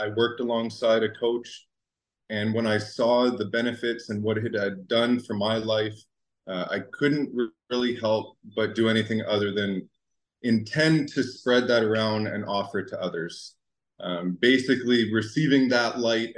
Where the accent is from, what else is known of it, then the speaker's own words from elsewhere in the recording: Ottawa, Ontario, Canada; I come from Ottawa, Canada